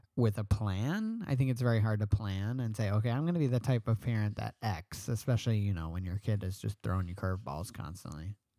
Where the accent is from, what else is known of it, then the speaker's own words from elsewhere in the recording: New York, United States; I'm a New Yorker